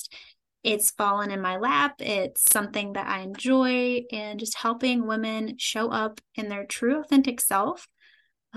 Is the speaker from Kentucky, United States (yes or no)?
yes; Kentucky, United States; I am from a small town in Kentucky, born and raised in Kentucky.